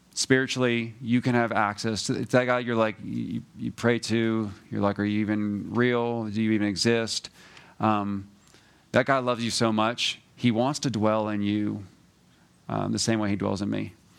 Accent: New Jersey, United States; moved away; also born or lived in Georgia; I'm from New Jersey

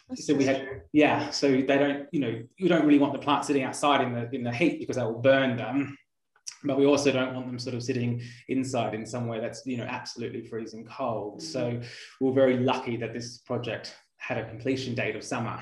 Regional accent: Australia; growing up in Australia as well

